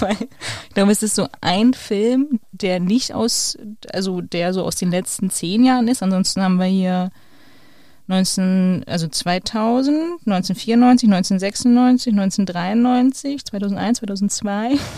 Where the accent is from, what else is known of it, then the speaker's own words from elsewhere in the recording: Berlin, Germany; als Berlinerin